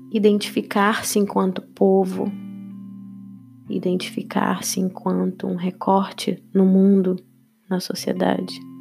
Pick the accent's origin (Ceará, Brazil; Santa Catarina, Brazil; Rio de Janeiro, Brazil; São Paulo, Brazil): Rio de Janeiro, Brazil; eu sou do Rio de Janeiro